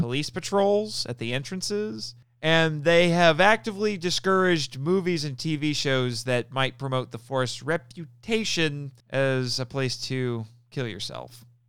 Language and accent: English; United States; my home country the, of America.